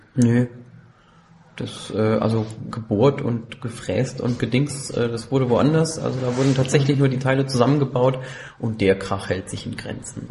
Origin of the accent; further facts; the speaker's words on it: Landau, Rhineland-Palatinate, Germany; Ich bin ein echter Pelzer. Ähm, ich bin in Landau geboren